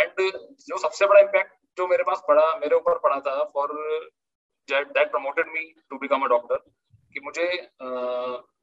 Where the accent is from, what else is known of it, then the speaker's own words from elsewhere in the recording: Moradabad, Uttar Pradesh, India; मुरादाबाद मेरा home town है